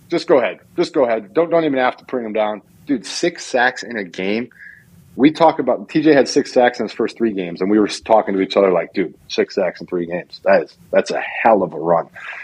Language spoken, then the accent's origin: English; Texas, United States; I mean, I'm obviously a Texan. I'm being honored by the Texans.